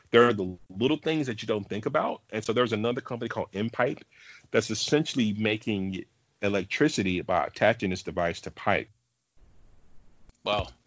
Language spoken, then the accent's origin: English; the South, United States; I'm from the South, uh